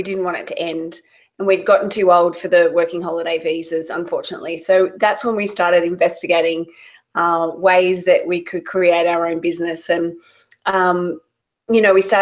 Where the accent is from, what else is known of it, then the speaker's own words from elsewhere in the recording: Australia; moved away as an adult; also born or lived in London; now in United States; I'm Australian